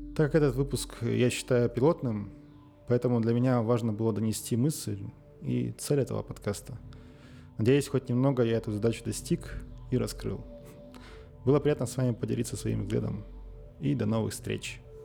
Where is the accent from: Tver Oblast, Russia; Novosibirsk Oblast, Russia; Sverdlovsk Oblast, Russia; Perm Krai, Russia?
Sverdlovsk Oblast, Russia; Nizhnyaya Salda; я родился и живу в Свердловской области. Мой родной город Нижняя Салда